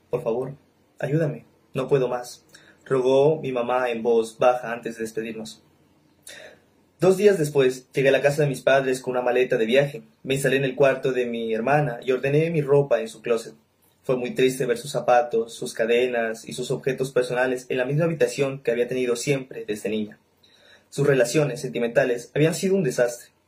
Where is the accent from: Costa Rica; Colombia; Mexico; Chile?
Colombia; Nariño; soy de Nariño, lector de Mario Mendoza